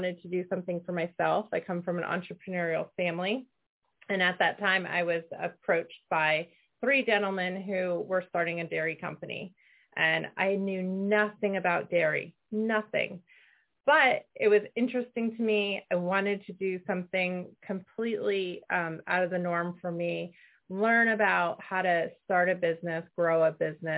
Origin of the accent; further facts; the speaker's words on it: Connecticut, United States; when we were growing up in Connecticut